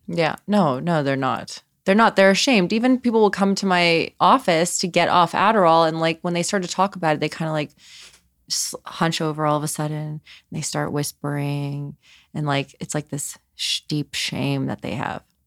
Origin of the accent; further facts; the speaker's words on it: Los Angeles, California, United States; grew up in Los Angeles